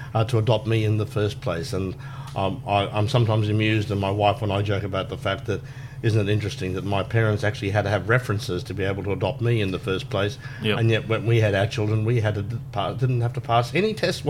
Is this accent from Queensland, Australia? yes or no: yes; Brisbane, Queensland, Australia; I was born and raised in Brisbane, went to school here